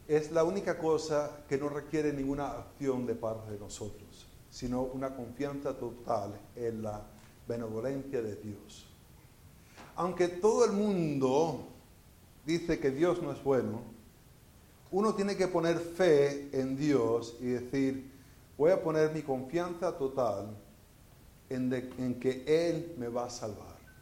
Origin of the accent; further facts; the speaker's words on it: Venezuela; moved away as an adult; also born or lived in Florida, United States / Spain; now in Houston, United States; yo nací en Florida y viví en Venezuela y viví en España y vivo en Houston